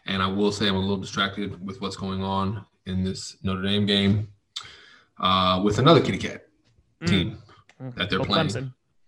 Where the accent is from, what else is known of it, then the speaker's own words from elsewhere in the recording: Mexico; now in Los Angeles, United States; I came from Mexico and I live close to the water, Tom.